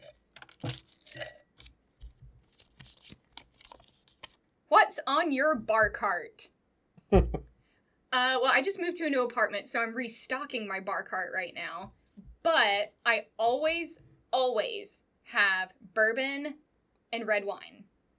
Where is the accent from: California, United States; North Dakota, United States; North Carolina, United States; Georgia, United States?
North Carolina, United States; now in Chattanooga, United States; I'm originally from North Carolina